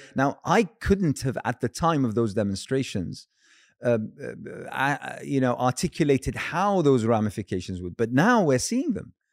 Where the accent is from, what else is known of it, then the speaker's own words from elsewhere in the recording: United Kingdom; as a Brit as a British Muslim